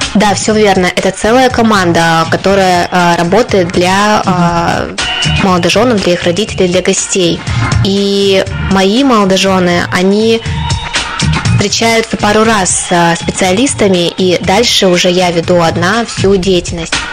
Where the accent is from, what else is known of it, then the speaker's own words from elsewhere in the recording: Krasnoyarsk, Krasnoyarsk Krai, Russia; moved away as an adult; now in Sarov, Russia; я приехала из Сибири, из э, О. города Красноярска